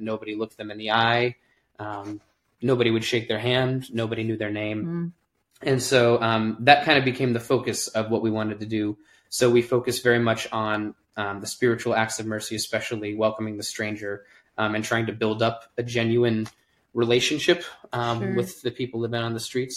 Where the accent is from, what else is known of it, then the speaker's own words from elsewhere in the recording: Alaska, United States; I'm a lifelong Alaskan. I think the only one in this group and possibly the only one in existence from what I understand, but born and raised in Alaska, and loved it, have lived here my entire life